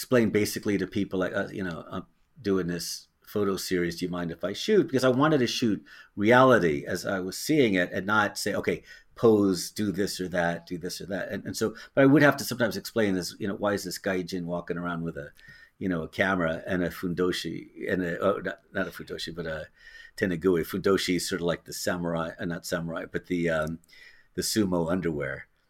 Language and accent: English; Tiburon, California, United States; I grew up in Tiburon, and my dad worked for KCBS, and so that's up in the Bay Area